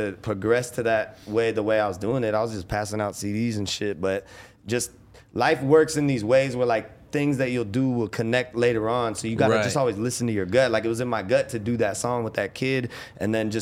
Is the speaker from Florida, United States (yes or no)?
yes; Winter Springs, Florida, United States; from Orlando. I'm from Winter Springs